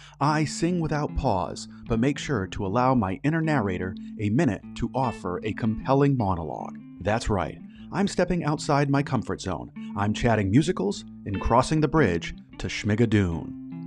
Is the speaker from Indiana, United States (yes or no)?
no; Massachusetts, United States; I grew up in Massachusetts, and so my theater experience was incredibly limited growing up.